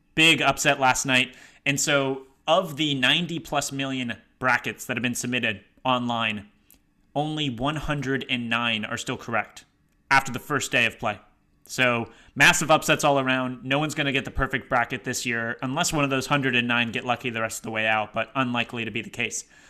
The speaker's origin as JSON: {"language": "English", "region": "Massachusetts", "country": "United States", "said": "my home state of Massachusetts"}